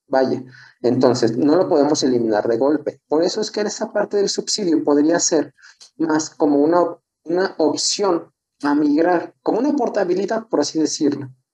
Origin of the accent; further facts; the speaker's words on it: San Luis Potosí, Mexico; soy de San Luis